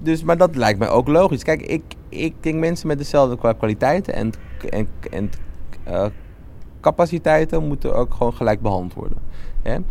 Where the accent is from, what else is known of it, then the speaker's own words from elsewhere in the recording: Amsterdam, North Holland, Netherlands; Ik ben wel opgegroeid in Amsterdam Zuidoost